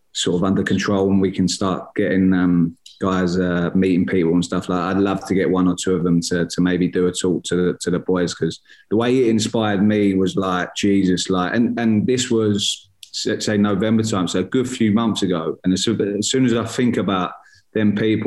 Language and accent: English; Gillingham, South East England, United Kingdom; my hometown club's Gillingham, where I was born and bred